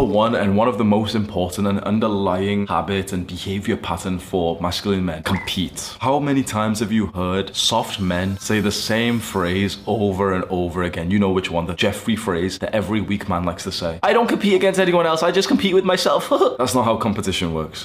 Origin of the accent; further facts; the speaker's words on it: United Kingdom; moved away as an adult; now in Dubai, United Arab Emirates; my kickboxing club in my hometown back in the UK